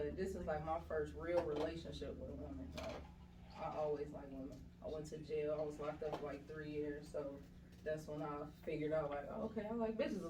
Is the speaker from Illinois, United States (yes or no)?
yes; Chicago, Illinois, United States; moved away as an adult; now in Atlanta, United States; I am from Chicago, Illinois. Illinois. Well, I'm from the south side.